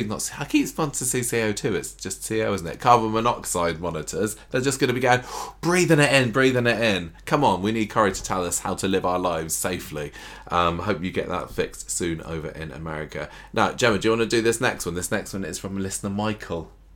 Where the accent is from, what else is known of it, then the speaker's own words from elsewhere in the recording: Canada; I'm from Canada, but I watch live always in the UK when it's on because I've got access to it. And I'm ahead in Canada